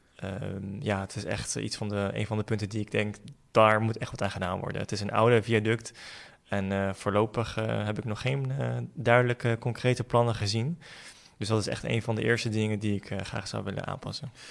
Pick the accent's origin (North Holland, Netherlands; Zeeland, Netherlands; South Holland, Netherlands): South Holland, Netherlands; The Hague; ik ben eh, geboren en getogen in Den Haag